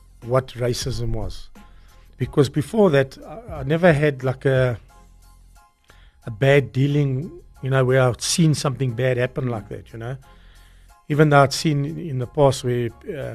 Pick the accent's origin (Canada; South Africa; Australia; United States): South Africa; I grew up in Bella Vista